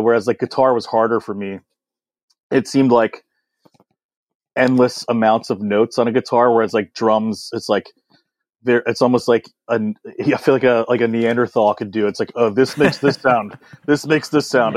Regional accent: Washington, District of Columbia, United States; I grew up in Washington, D C. I was, I was born in D C proper, which is pretty rare.

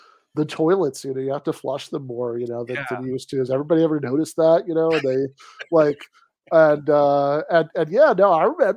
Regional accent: Michigan, United States; my home state of Michigan

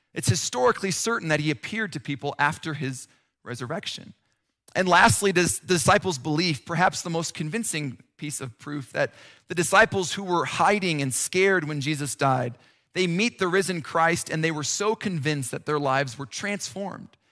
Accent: Nebraska, United States; also born or lived in Chicago / Minnesota; now in Colorado, United States; I grew up in Nebraska

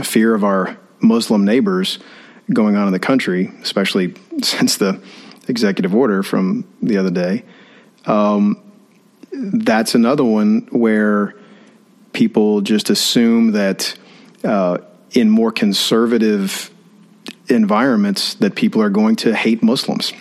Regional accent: Austin, Texas, United States; moved away as an adult; now in College Station, United States; growing up in Austin and I was fourth generation right. in a Baptist church

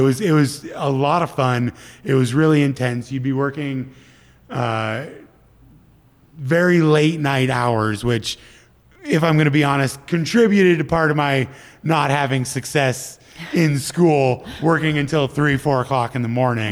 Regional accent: Midwest, United States; moved away as an adult; also born or lived in Minneapolis; now in California, United States; I grew up grew up in the Midwest with harsh winters for you know 24 years of my life at that point

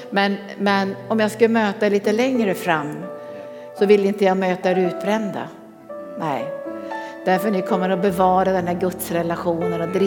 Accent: Örebro, Örebro County, Sweden; Eh, jag kommer från Örebro.

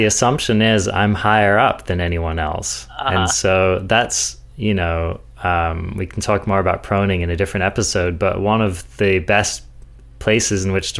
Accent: England, United Kingdom; I'm I'm English. Can you tell?

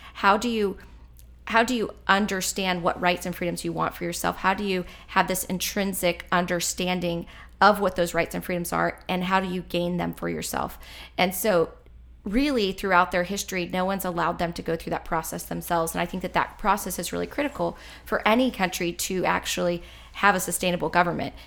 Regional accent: Powhatan, Virginia, United States; I grew up in Powhatan, which is, uh, just south of where we're at, Central Virginia, rural community

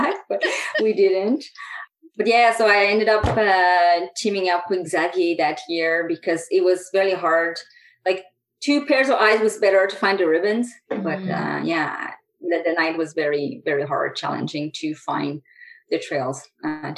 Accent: Quebec, Canada; now in Calgary, Canada; I grew up in Quebec

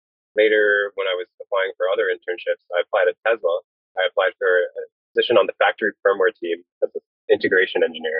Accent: Brampton, Ontario, Canada; I'm originally from Brampton, Ontario

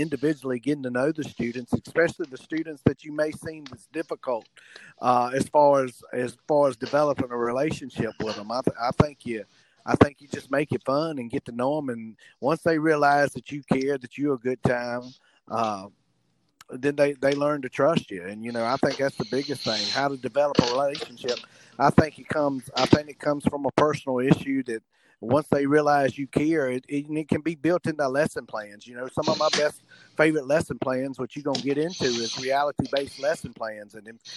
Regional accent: Southern, United States; accent: Southern; my accent is a little stronger than other people's as far as Southern.

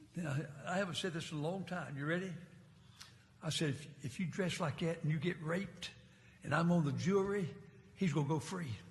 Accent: Martinsville, Virginia, United States; also born or lived in North Carolina; I was raised in Martinsville, Virginia

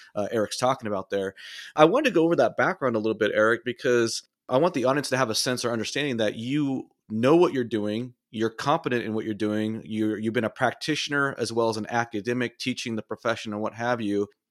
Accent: Southern California, United States; I grew up in Southern California. I'm a California native

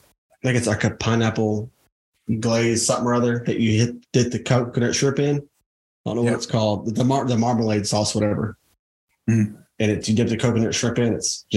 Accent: Southaven, Mississippi, United States; Growing up in South Haven, the choices were few and far between.

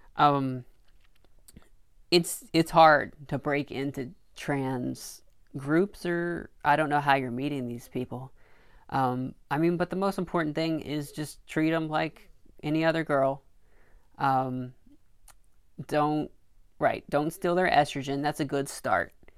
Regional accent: Arkansas, United States; now in New York City, United States; I grew up in Arkansas

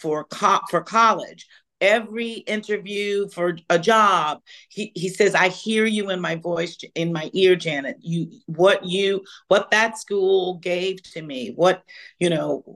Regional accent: Houston, Texas, United States; moved away; also born or lived in Marshall, Texas / New York / Los Angeles / Santa Barbara; I'm from Texas. I'm a Texas girl, born in Marshall, Texas, behind the pine curtain, as they call it, and grew up in Houston

